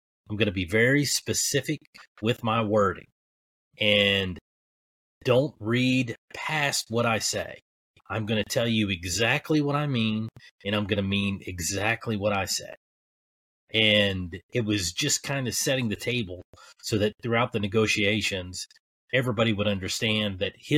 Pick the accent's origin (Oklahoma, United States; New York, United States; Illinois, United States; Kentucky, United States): Kentucky, United States; I'm a hillbilly from Kentucky